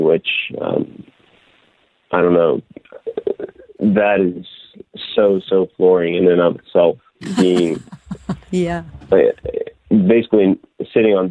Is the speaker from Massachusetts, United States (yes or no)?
no; near Delaware, southeastern Pennsylvania, United States; moved away; So originally I'm from Delaware, close to Delaware anyway, the very southeastern corner of Pennsylvania